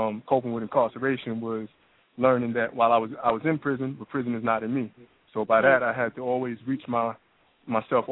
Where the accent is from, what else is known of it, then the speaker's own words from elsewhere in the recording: New York City, New York, United States; moved away as an adult; now in Atlanta, United States; I'm from New York, originally Brooklyn, New York, but now I'm down in Atlanta